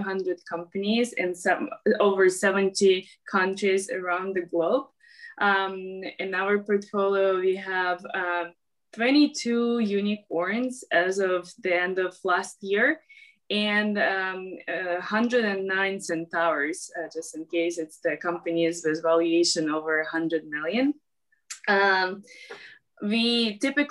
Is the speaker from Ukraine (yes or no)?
yes; Ukraine; I'm actually from Ukraine